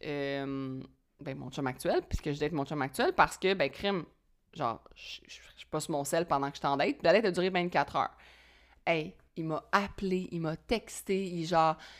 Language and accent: French; Quebec, Canada; je suis québécois